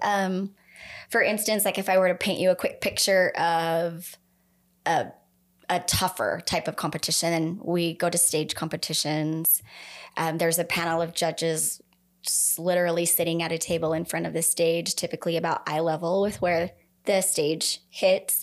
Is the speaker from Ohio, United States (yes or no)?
no; Idaho Falls, Idaho, United States; I grew up here. I grew up in Idaho Falls.